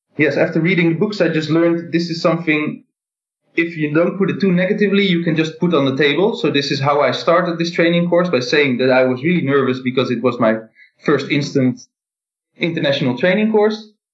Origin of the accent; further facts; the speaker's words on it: Netherlands; I am in the Netherlands and I'm from the Netherlands